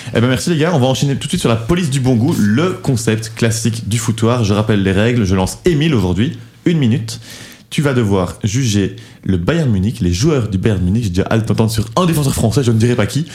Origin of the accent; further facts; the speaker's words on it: Belgium; en tant que Belge